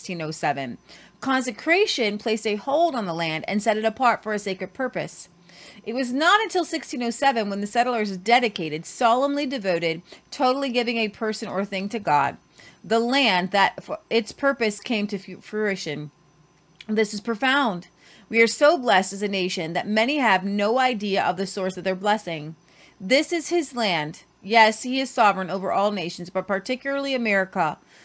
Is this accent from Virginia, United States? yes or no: yes; Virginia, United States; Growing up in Virginia, I had visited Cape Henry.